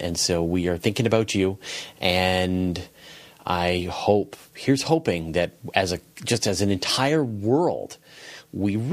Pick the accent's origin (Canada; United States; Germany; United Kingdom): Canada; west coast of Canada; born or raised there; accent: American